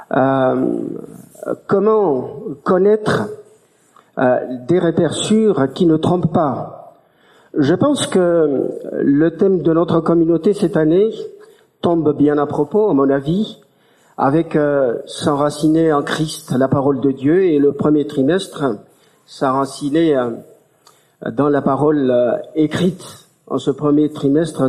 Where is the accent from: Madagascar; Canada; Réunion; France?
Madagascar; ici en tant, en tant que malgache